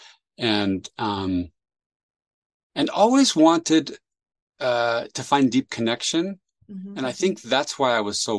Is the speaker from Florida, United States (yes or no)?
no; San Jose, California, United States; also born or lived in Chile; I grew up in San Jose, California